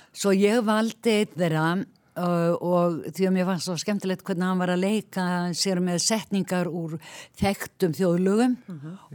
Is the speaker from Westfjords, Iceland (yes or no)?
yes; Ísafjörður, Westfjords, Iceland; moved away; also born or lived in Reykjavík; ég er frá Ísafjörði